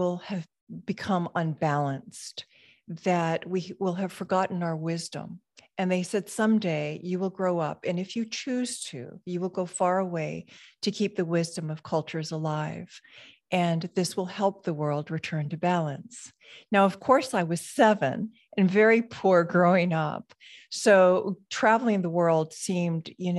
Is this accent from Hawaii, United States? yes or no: yes; Hawaii, United States; So I was born in a very, very small rural community in Hawaii, and surrounded by sugarcane fields and plantation workers that were mostly immigrants.